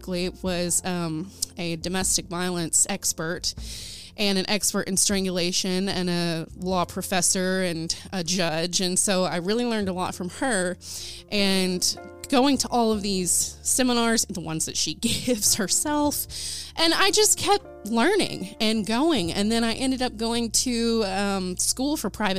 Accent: Ada, Oklahoma, United States; my hometown of Ada, Oklahoma.

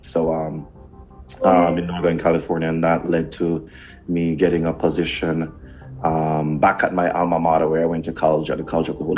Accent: Kingston, Jamaica; moved away; also born or lived in Portmore, Jamaica / United States; I grew up in Kingston, Jamaica

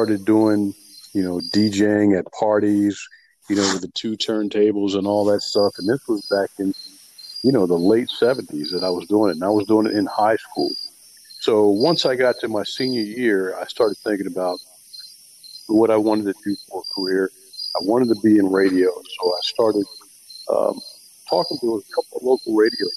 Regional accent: Salisbury, Maryland, United States; I'm from Salisbury, Maryland, and, you know, grew up here, went to high school here, went to college here

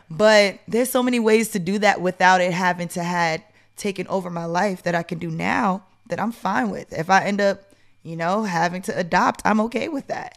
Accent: New York, United States; moved away as an adult; now in Atlanta, United States; I'm from New York

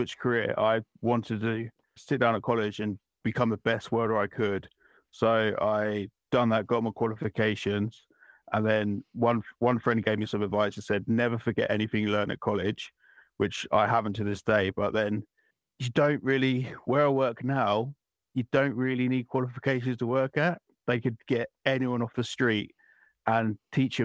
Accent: Essex, East of England, United Kingdom; I'm from Essex in England, in the UK, and I do metal art

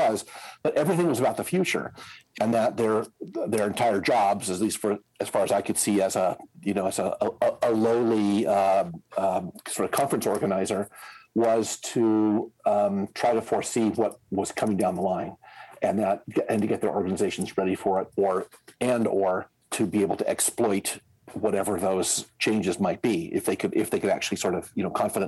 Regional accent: Indiana, United States; accent: American; moved away as an adult; now in Switzerland; I'm an American, as you can probably hear from my accent. I grew up in Indiana

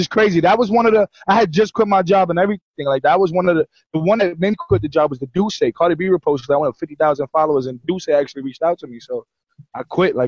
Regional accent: New York City, New York, United States; also born or lived in New Jersey; I'm from Brooklyn and Queens

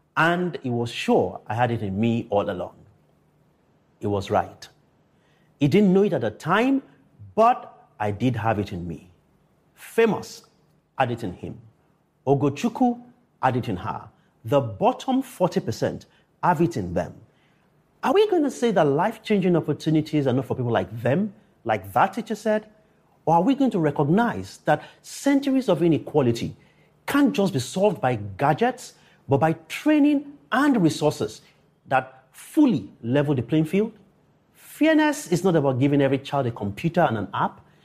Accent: Akure, Ondo, Nigeria; born or raised there

